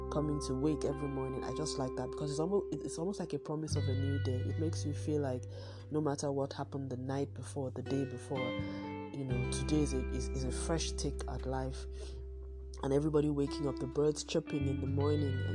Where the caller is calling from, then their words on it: Lagos, Nigeria; I am recording from Lagos, Nigeria.